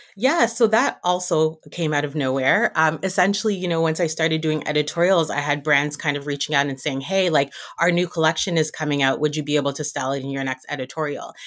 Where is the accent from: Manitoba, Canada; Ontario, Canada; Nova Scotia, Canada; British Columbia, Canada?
Ontario, Canada; Toronto; now in Montreal, Canada; I'm born and raised in Toronto, though, from Jamaican background